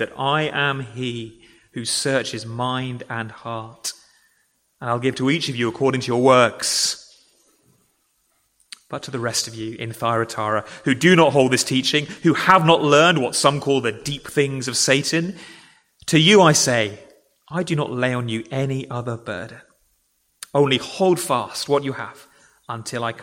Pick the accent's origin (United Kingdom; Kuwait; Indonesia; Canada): United Kingdom; England; I am an Englishman